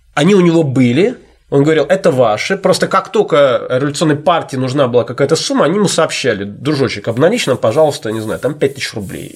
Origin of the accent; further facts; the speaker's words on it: Saint Petersburg, Russia; Я же петербуржец